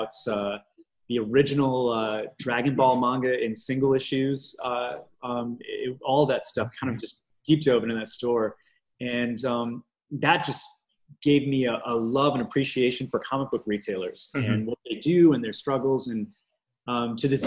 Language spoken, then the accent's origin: English; just north of Detroit, Michigan, United States; now in Saginaw, United States; I grew up just north of Detroit in Michigan